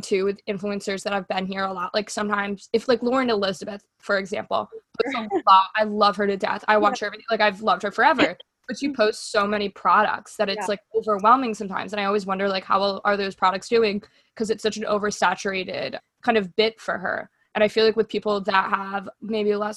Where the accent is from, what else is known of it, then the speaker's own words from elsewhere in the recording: Germany; moved away; growing up in Germany